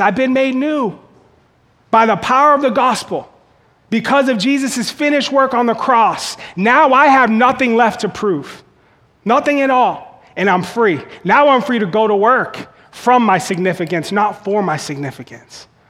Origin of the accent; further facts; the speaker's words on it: Boston, Massachusetts, United States; where I grew up in Boston, it's really hard to get on the fire department.